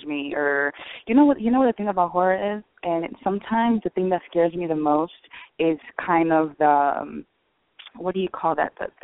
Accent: Miami, Florida, United States; I'm a city girl. I was born and raised in Miami

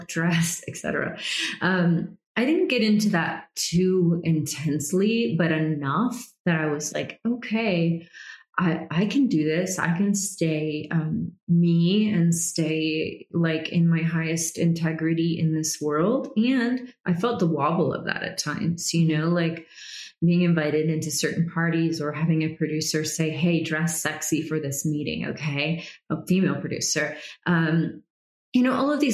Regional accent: United States; also born or lived in Georgia, United States / Florida, United States / Brazil; growing up in Georgia and Florida

